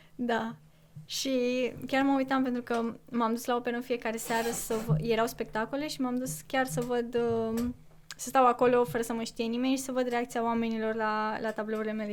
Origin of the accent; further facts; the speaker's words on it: Corbii Mari, Dâmbovița County, Romania; moved away; din Corbi Mare, de unde sunt eu